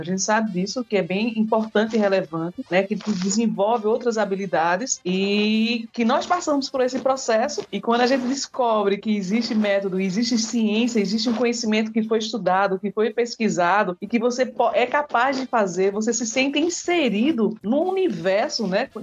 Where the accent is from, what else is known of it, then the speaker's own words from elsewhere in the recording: Brazil; nós somos brasileiros